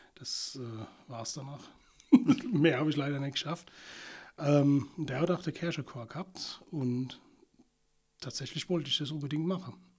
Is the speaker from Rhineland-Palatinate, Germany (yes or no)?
yes; Rhineland-Palatinate, Germany; Ich bin hier in Deutschland geboren und aufgewachsen